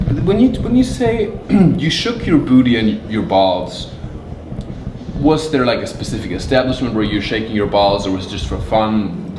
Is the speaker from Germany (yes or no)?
yes; Germany; moved away; I'm German